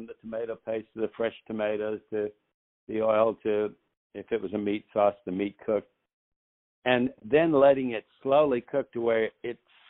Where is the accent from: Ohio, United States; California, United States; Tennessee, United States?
Tennessee, United States; Nashville; I grew up in Nashville